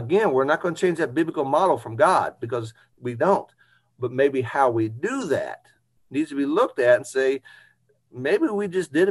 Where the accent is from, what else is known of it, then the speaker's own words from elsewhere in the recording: Indianapolis, Indiana, United States; also born or lived in New Albany, Indiana; growing up in Indianapolis